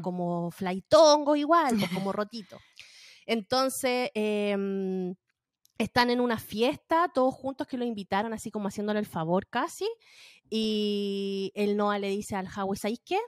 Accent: Valparaíso, Chile; moved away as an adult; now in United States; Yo soy de Valparaíso. Toda mi vida vi el sol esconderse en el mar

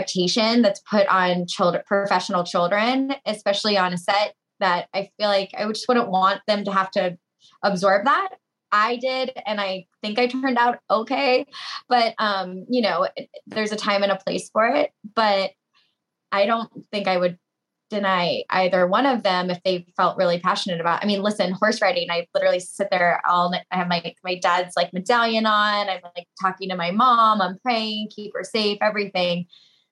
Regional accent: Tampa, Florida, United States; my hometown, which is where we are now in Tampa

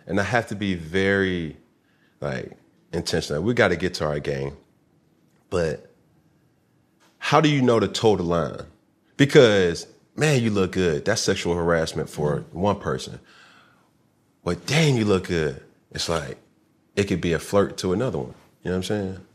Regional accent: the South, United States; I'm from the South.

